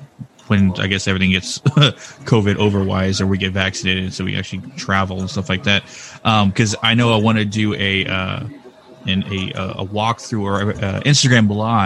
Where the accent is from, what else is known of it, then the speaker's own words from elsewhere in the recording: San Antonio, Texas, United States; also born or lived in Blanco, Texas; Funny enough, I'm from Texas as well. Oh, what part? San Antonio.